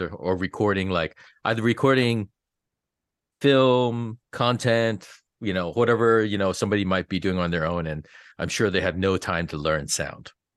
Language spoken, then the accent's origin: English; East Coast, United States; now in Los Angeles, United States; I grew up on the East Coast